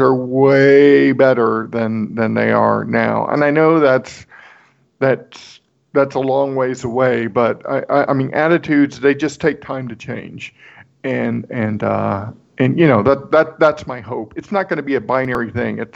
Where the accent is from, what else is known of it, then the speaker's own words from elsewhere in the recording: Corpus Christi, Texas, United States; moved away; I grew up in South Texas, which is predominantly Hispanic